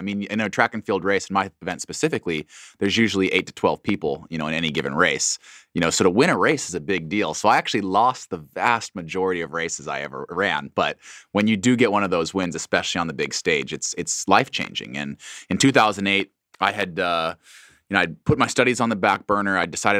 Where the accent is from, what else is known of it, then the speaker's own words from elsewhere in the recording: Boise, Idaho, United States; short, stocky, white kid growing up in Boise. Not exactly someone that would be pegged as a track and field Olympian one day, but Boise is a wonderful place to grow up.